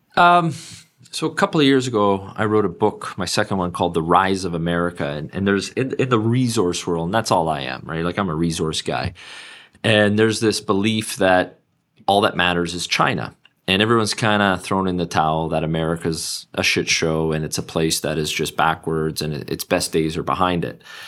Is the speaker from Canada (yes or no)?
yes; Canada; as a Canadian